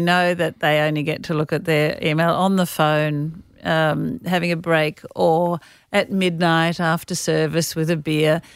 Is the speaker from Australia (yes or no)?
yes; Australia